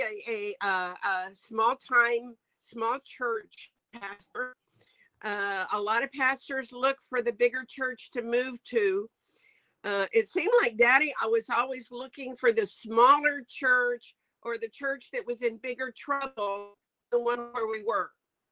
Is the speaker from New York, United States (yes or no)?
no; New Mexico, United States; also born or lived in Albuquerque / Grants / La Mesa; now in Taiwan; I was born in Albuquerque, New Mexico. My dad was a pastor. He was really bivocational. We started out in Grants, and then we moved south to La Mesa, which is just outside of Las Cruces.